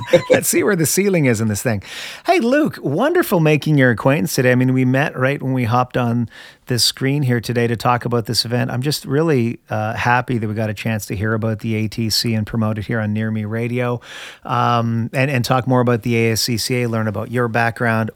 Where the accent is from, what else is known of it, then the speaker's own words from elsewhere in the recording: Canada; now in United States; I'm originally from Canada, my friend. I'm okay. Canadian. Of course, I'm a Canadian American now